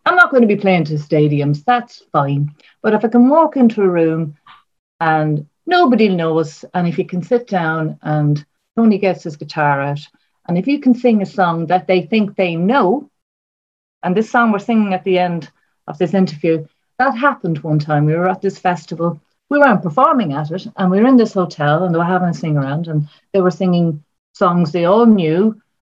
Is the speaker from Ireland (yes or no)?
yes; Ireland; I'm from Ireland